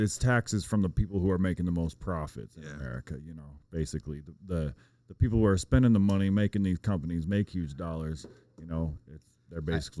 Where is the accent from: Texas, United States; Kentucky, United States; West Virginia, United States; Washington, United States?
Washington, United States; Tri-Cities; also born or lived in California; I was born there, raised in Tri-Cities.